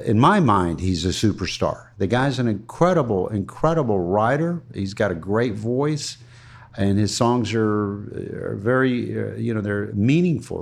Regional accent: Ruskin, Florida, United States; my first years, where I grew up in Ruskin

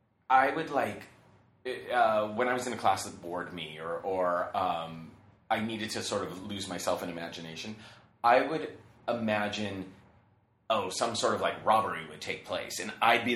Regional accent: San Diego, California, United States; I grew up in San Diego.

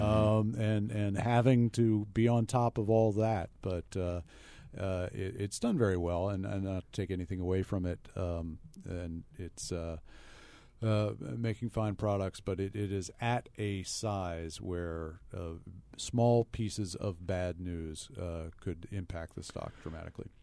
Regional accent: United States; as an American

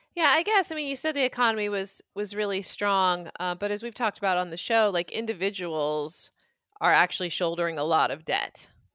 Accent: United States; as an American

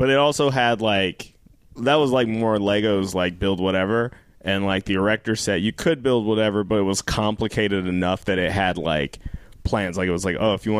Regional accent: Denver, Colorado, United States; Born and raised, yeah. Wow. I'm a townie. High school there, I went to college there, I went to law school there.

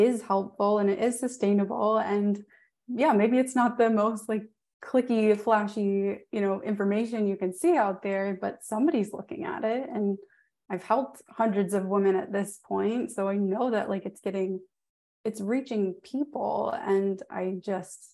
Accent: New Orleans, Louisiana, United States; I'm from New Orleans

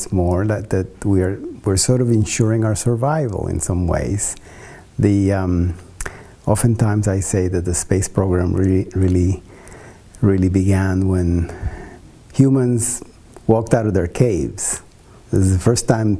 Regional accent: Costa Rica; moved away; in Costa Rica, my home country

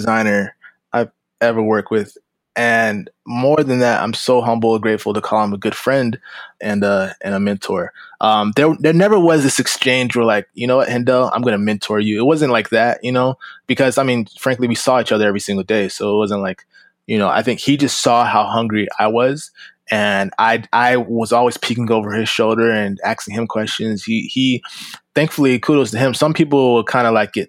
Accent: Florida, United States; moved away as an adult; also born or lived in Los Angeles, California; I'm in Florida

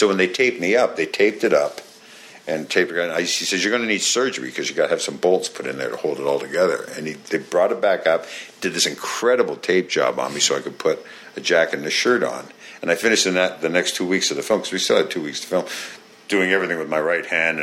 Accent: Canada; accent: Canadian; I came up in Canada. I'm from Canada

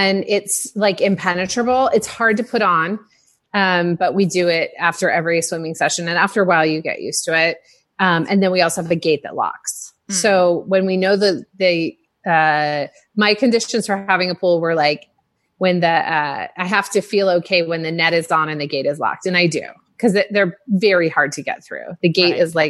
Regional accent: Indiana, United States; now in California, United States; I grew up in Indiana

